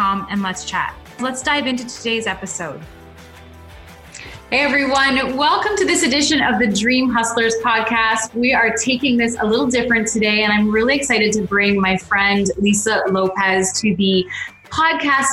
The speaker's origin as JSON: {"language": "English", "town": "London", "region": "Ontario", "country": "Canada", "tie": "born or raised there", "said": "my hometown, London, Ontario"}